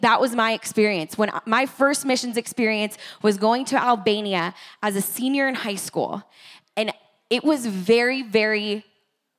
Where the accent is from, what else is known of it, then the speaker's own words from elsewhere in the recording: Escondido, California, United States; that's my hometown too, Escondido